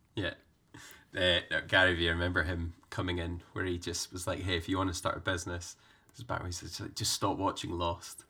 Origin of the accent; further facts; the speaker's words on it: Scotland, United Kingdom; growing up in Scotland